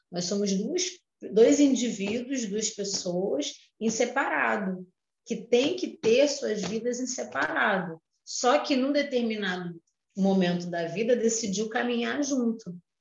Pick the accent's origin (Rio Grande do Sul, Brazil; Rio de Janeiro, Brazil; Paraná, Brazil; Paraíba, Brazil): Rio de Janeiro, Brazil; eu sou do Rio de Janeiro